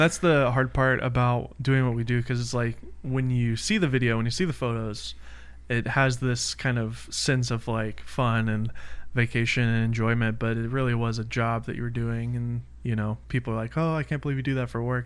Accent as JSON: {"language": "English", "town": "Nashville", "region": "Tennessee", "country": "United States", "moved": "yes", "lives_now": "California, United States", "said": "I'm from Nashville"}